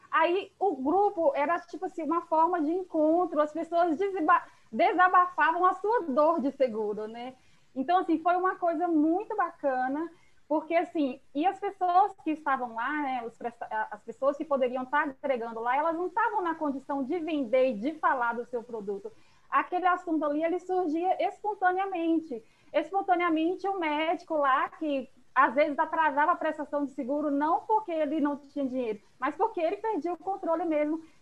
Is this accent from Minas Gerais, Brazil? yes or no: no; Salvador, Bahia, Brazil; Eu sou aqui de Salvador.